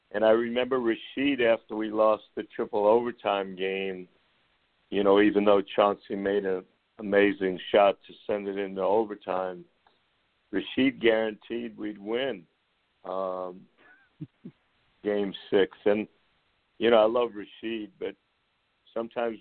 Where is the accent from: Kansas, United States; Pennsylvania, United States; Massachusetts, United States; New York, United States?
New York, United States; Long Beach; growing up in Long Beach